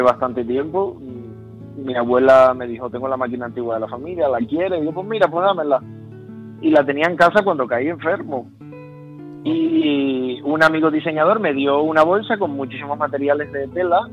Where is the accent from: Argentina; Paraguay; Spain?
Spain; Las Palmas de Gran Canaria, Canary Islands; moved away; yo soy de Las Palmas de Gran Canaria. Ajá y nací en La Palmas de Gran Canaria hace ya 30 años